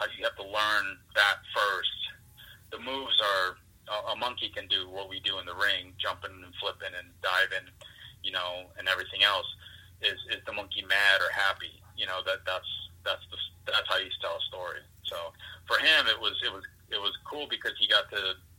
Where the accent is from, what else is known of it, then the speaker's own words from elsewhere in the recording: Fontana, California, United States; now in Pennsylvania, United States; I grew up in Fontana, California.